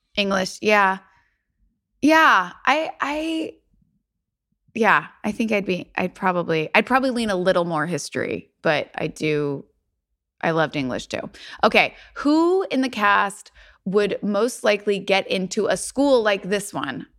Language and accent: English; Louisville, Kentucky, United States; There is a bakery in Louisville, in my hometown